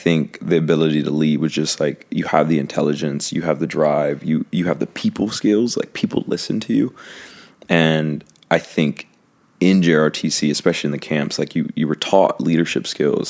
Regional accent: Prince George's County, Southern Maryland, United States; now in Los Angeles, United States; I'm from Southern Maryland, Prince George's County, PG County.

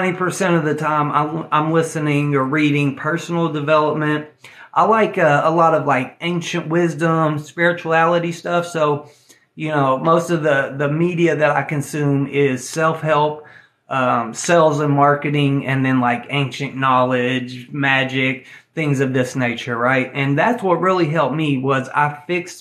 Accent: Tennessee, United States; I'm an old boy from Tennessee, okay? I'm from Tennessee

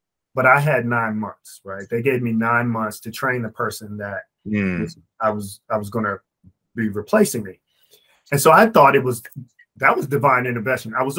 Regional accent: Maryland, United States; my home state of Maryland

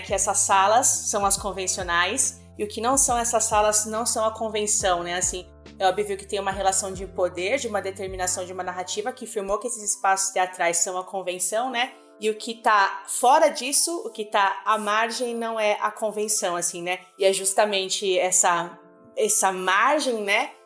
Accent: São Paulo, Brazil; E eu tô aqui em São Paulo, nasci e cresci aqui. Eu nasci na Zona Leste, na Penha

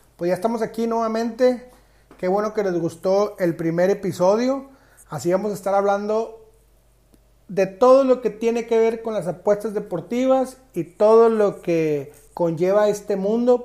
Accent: Monterrey, Nuevo León, Mexico; Yo soy regio 100%

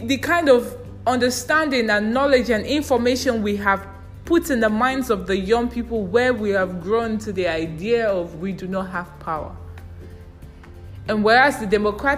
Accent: Nigeria; I'm a Nigerian and I live in a country where I live as a beggar

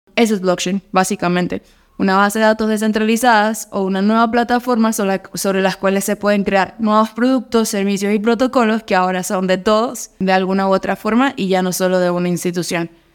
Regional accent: Mérida, Venezuela; now in Colombia; soy de Mérida, Venezuela, pero vivo en Colombia

